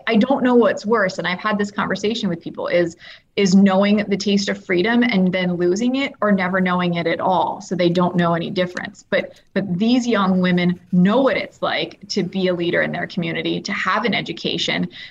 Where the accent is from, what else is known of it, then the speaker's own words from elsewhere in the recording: United States; being an American